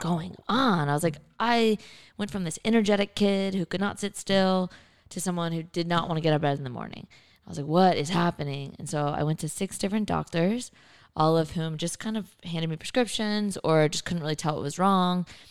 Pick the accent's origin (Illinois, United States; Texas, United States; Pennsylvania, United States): Texas, United States; Kingwood; also born or lived in New Orleans, Louisiana; I was born in New Orleans, but grew up in Kingwood, which is near Houston